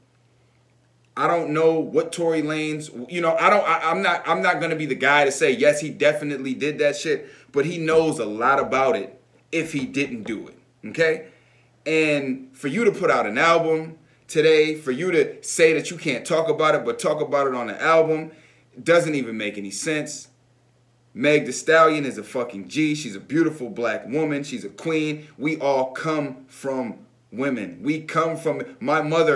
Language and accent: English; United States